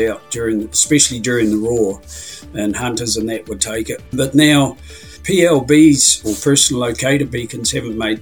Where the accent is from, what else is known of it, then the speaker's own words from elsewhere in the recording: Fiordland, Southland, New Zealand; now in Te Anau, New Zealand; I was brought up in Fiordland on the side of the Milford Road